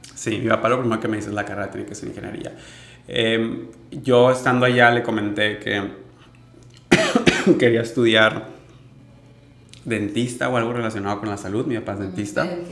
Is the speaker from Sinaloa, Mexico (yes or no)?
yes; Mazatlán, Sinaloa, Mexico; also born or lived in Monterrey; Crecí aquí en Mazatlán, en esta cultura de, mar, playa